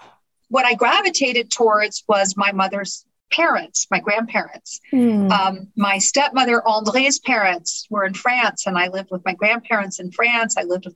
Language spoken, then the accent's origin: English; Sausalito, California, United States; born there; I was born in 1961 in Sausalito, California, and spent the first 4 years of my life on a houseboat in Gate 5.